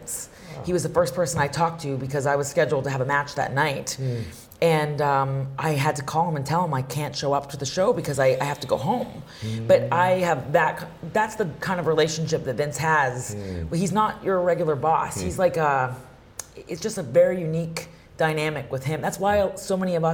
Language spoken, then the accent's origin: English; Calgary, Alberta, Canada; moved away as an adult; I came from Calgary, where mm-hmm. my family is from